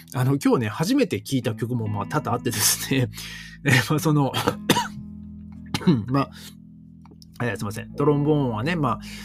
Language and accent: Japanese; northern Japan, Japan; moved away; 僕はもうね、北国のね、出身